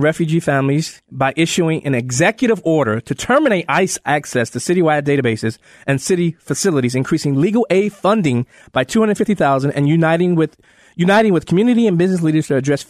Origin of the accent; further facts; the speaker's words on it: Chicago, Illinois, United States; I'm from the south side. I'm from Cabrini Green Housing Projects.